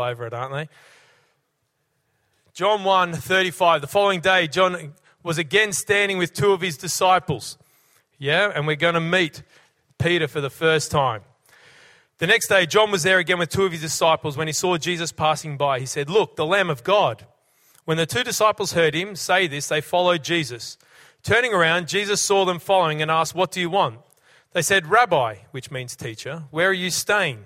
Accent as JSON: {"language": "English", "town": "Brisbane", "region": "Queensland", "country": "Australia", "tie": "born or raised there", "moved": "yes", "lives_now": "Cessnock, Australia", "said": "When I was a young fella, growing up in Brisbane, sports crazy kid"}